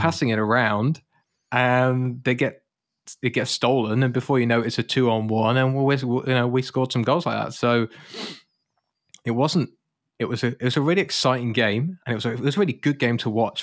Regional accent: United Kingdom; moved away; I'm British

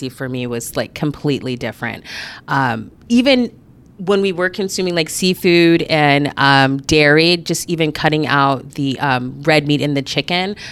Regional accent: Anchorage, Alaska, United States; I am born and raised here in Anchorage

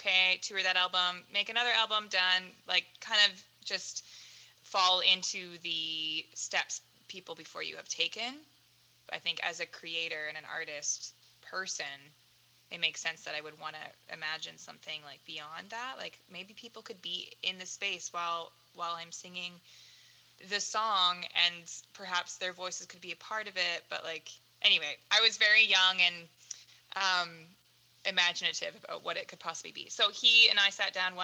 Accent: Surrey, British Columbia, Canada; moved away as an adult; also born or lived in Langley / Abbotsford; now in Vancouver, Canada; I grew up in Surrey, technically, all my life. Port Kells is where I lived.

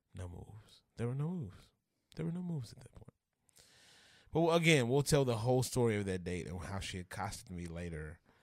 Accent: Grambling, Louisiana, United States; also born or lived in Minden, Louisiana; Grew up in Grambling, Louisiana, uh, where I spent a, the majority of my youth

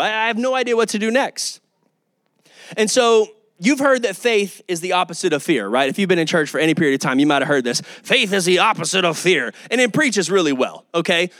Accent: Kyle, Texas, United States; also born or lived in Oklahoma; I'm from Kyle, Texas. I'm from this area, Austin area.

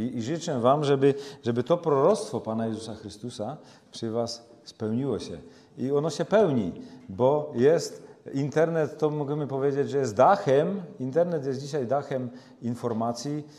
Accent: Czechia; u nas w Czechach już tego nie ma. My są potomkami Husa

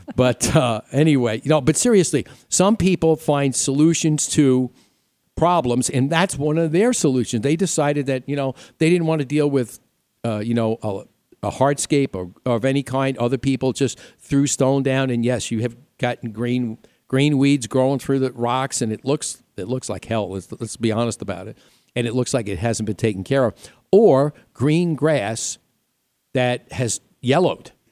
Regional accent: New York, United States; accent: New York; moved away as an adult; now in Arizona, United States; some people still say I still have a little bit of New York left in me, which I probably

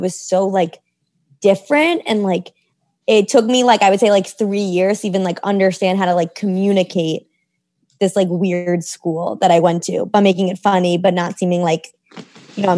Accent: New York City, New York, United States; I grew up in New York City

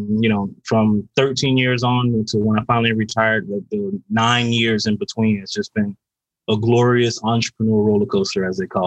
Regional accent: Carol City, Florida, United States; I grew up in Carroll City, you know, Florida

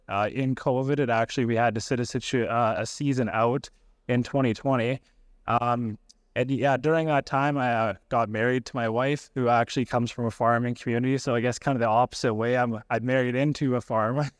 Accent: Melfort, Saskatchewan, Canada; I grew up in Melfort

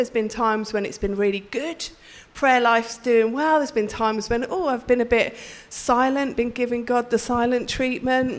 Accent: Birmingham, West Midlands, United Kingdom; We went to Catholic schools. They were the better schools in Birmingham

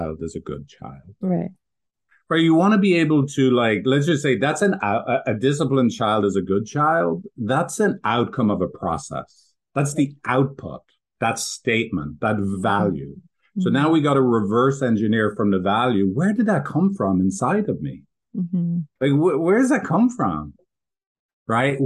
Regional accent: Ireland; I did grow up in a Irish, I'm from Ireland, like going to the farm as a kid

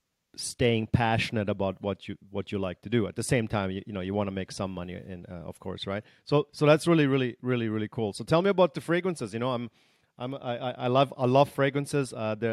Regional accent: Germany; also born or lived in Canada / United States; You know, I was raised in Germany and in Canada and the US.

